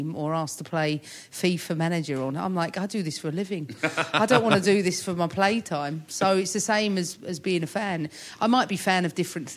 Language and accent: English; London, United Kingdom; I'm from, just up the road. Somerstown, north part of that.